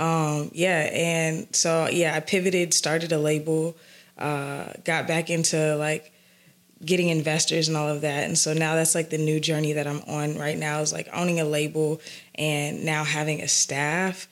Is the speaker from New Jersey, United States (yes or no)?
no; Atlanta, Georgia, United States; I'm from the south side of Atlanta